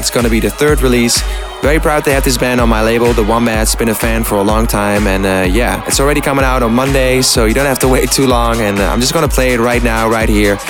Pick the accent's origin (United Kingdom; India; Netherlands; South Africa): Netherlands; I played in Holland, my home country